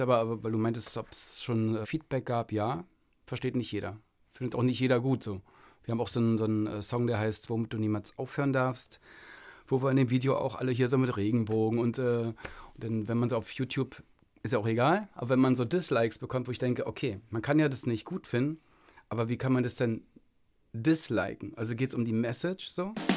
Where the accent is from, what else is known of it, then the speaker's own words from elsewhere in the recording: Berlin, Germany; bei uns in Berlin